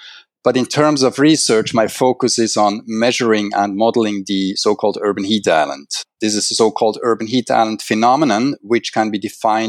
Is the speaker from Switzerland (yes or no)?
yes; Switzerland; moved away as an adult; also born or lived in Vancouver, Canada / Japan; now in Singapore; I'm originally from Switzerland, where I finished my first degree at ETH in Natural Sciences and Physical Geography. Thereafter, I moved to Vancouver in Canada to complete the PhD degree at the University of British Columbia in Atmospheric Sciences